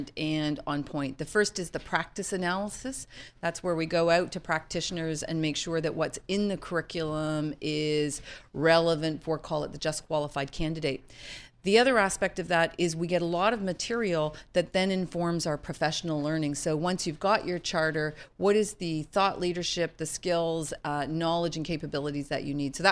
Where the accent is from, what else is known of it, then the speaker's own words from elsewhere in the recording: Toronto, Ontario, Canada; moved away as an adult; now in Charlottesville, United States; I'm Canadian, but now the global CEO. And I would say my roots in Toronto